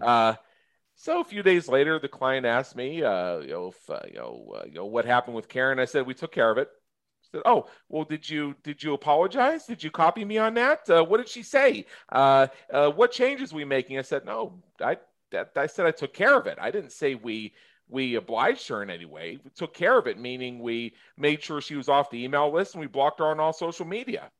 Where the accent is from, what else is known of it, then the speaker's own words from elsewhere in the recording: United States; I'm American. I'm in the United States of America.